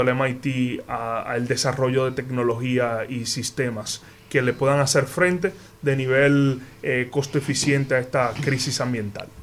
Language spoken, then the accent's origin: Spanish; Dominican Republic; como dominicano